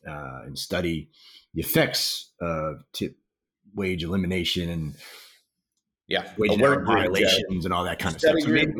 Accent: Maryland, United States; My home state of Maryland

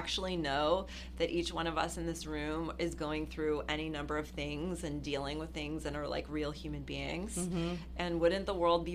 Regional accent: Los Angeles, California, United States; growing up in Hollywood

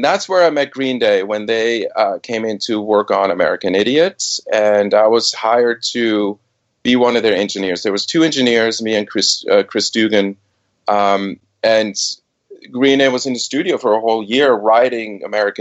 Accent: Switzerland; moved away as an adult; also born or lived in Boston / New York; I was born and raised in Switzerland

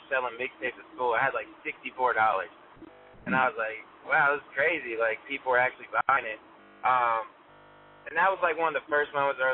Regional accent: Raleigh, North Carolina, United States; also born or lived in Wake Forest, North Carolina; rapper, born and raised, Raleigh, North Carolina. I was like raised in Wake Forest, so like the whole Triangle area

